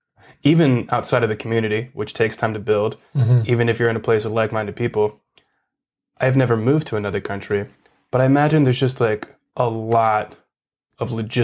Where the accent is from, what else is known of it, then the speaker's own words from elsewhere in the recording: Canada; I'm from Canada, and I've never played in the States before.